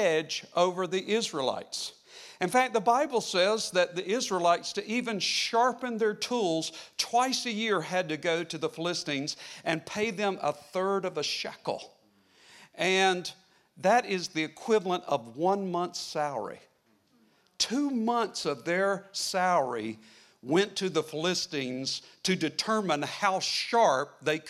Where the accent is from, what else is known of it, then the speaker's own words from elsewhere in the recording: United States; I grew up in the northern part of the Carolinas and along the border, and we could see the mountains off in the distance